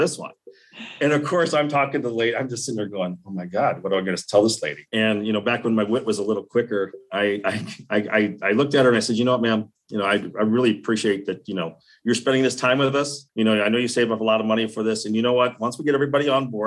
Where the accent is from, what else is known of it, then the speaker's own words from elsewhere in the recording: Guttenberg, Iowa, United States; moved away; Coming from Iowa, from a very small little dinky town, which I love to death